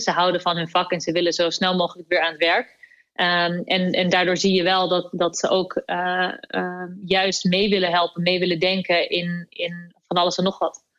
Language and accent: Dutch; Netherlands; kunnen we echt in onze handen knijpen als Nederlanders